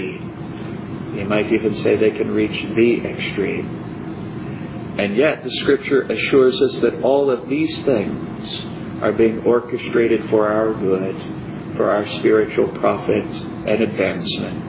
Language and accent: English; United States; Growing up in America